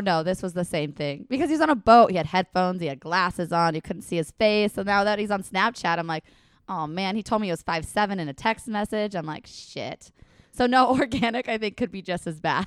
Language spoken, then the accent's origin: English; Washington, United States; I'm from Washington